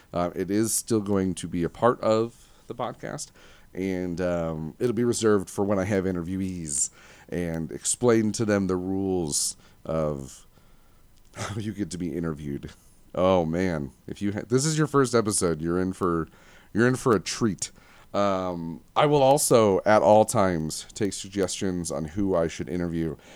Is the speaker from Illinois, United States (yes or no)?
no; Livonia, Michigan, United States; I was born at four fifty P M in Livonia, Michigan, July sixteenth, nineteen eighty-eight